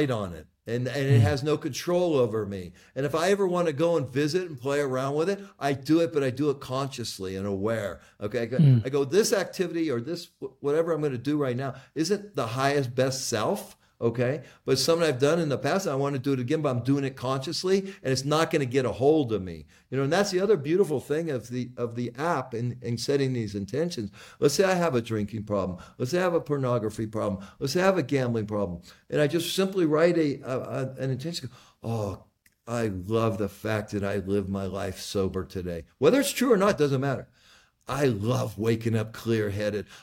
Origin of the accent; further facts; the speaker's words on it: United States; I was born in America in 1957, white